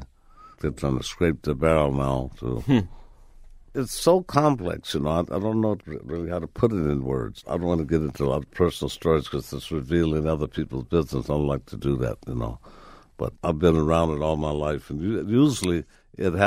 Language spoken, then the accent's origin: English; Chicago, Illinois, United States; it was here in Chicago, yeah. Right in Chicago